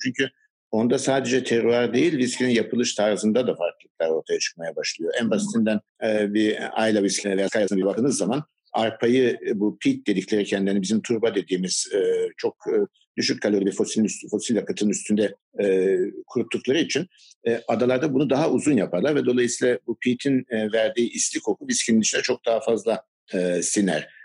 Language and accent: Turkish; Istanbul, Turkey; also born or lived in United Kingdom / Baltimore, Maryland, United States / Virginia, United States; Her ne kadar Maçka'da doğdum büyüdüm